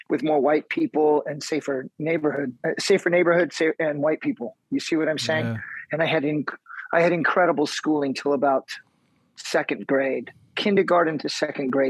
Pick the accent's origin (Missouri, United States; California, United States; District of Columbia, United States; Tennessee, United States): Missouri, United States; Kansas City; born there; I, I was born in Kansas City, Missouri, which is in the center of our big country.